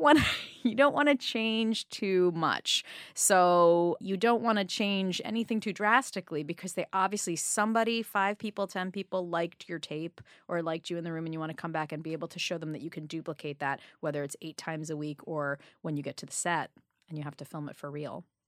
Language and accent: English; New York City, New York, United States; I grew up on the Upper East Side